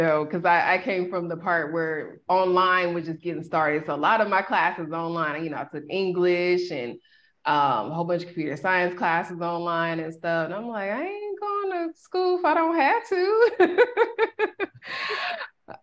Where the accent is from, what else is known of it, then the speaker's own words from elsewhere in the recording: Sacramento, California, United States; moved away as an adult; also born or lived in Boston, Massachusetts / Mexico City, Mexico; I'm originally from Sacramento, California. Shout out to Sactown.